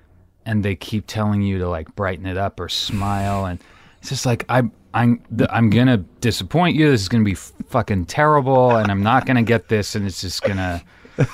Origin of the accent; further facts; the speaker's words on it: Santa Cruz, California, United States; I grew up in Santa Cruz.